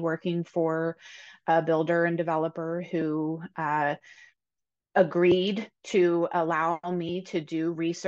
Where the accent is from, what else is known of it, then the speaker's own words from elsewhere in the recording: Pennsylvania, United States; moved away as an adult; I actually was born and raised in Pennsylvania, but I haven't lived here for quite a long time and moved back in 2020